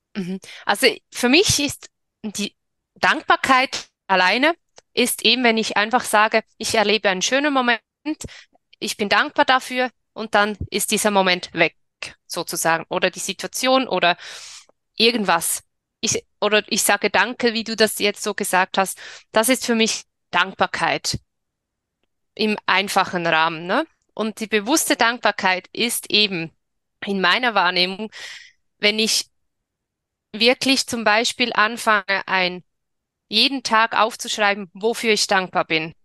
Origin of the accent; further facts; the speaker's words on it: Switzerland; ich bin in der Schweiz geboren und lebe in der Schweiz